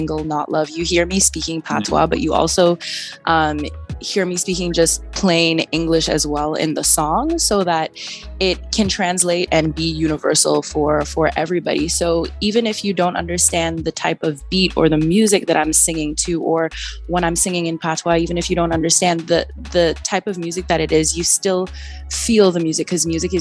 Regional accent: Trinidad & Tobago; now in Toronto, Canada; I'm originally from Trinidad and Tobago, which it is the land of free spirit and lots of music and culture. So when moving to Canada

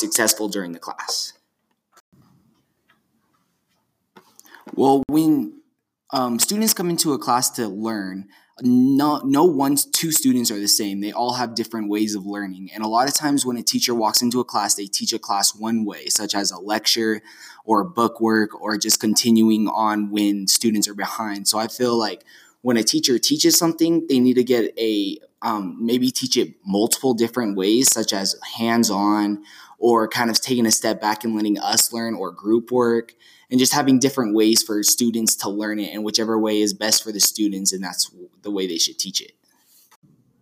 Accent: Flagstaff, Arizona, United States; most of our students come from Sunnyside, as myself

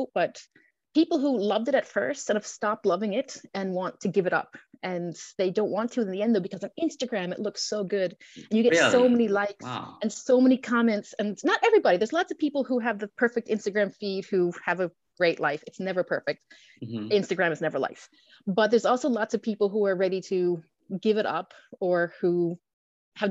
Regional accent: Newfoundland and Labrador, Canada; moved away as an adult; I'm a Newfoundlander

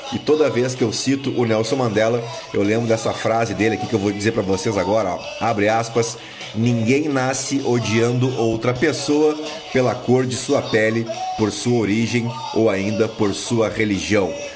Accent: Rio Grande do Sul, Brazil; à minha terra, o Rio Grande

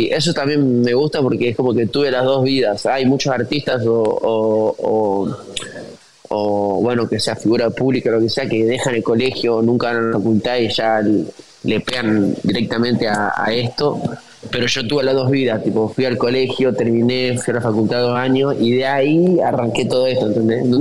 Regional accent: Tucumán, Argentina; moved away; Yo ya había dejado toda mi vida en Tucumán, mi amigo, mi familia, mi estudio, mi, auto, mi perro, mi vieja, mi viejo.

